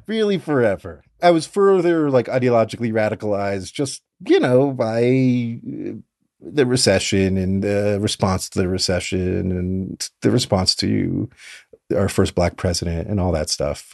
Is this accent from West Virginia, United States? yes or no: no; Fort Lauderdale, Florida, United States; I grew up in South Florida in Fort Lauderdale